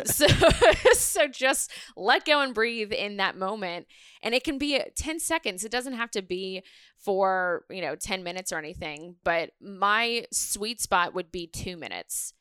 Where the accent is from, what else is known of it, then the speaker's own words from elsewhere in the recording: New Orleans, Louisiana, United States; I'm from New Orleans